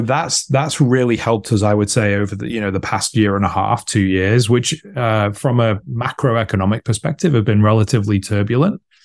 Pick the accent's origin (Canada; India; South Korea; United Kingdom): United Kingdom; I'm British, based in the U K